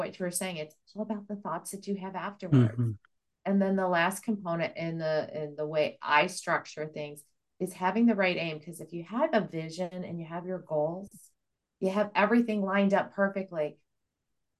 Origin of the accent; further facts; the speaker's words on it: Midwest, United States; also born or lived in the South; I'm from the Midwest, or I'm actually Southern, but raised in the Midwest